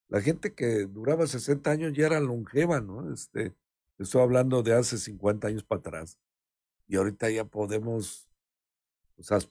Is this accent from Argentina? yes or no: no; Mexico; porque pues si no nos ayudamos como mexicanos, entonces ¿qué pasa?